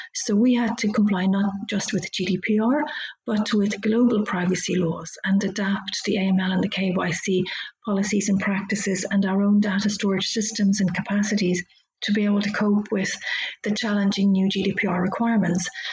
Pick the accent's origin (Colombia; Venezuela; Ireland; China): Ireland; Dublin, Leinster; moved away as an adult; also born or lived in London; I moved to Dublin, where I'm from. I'm Irish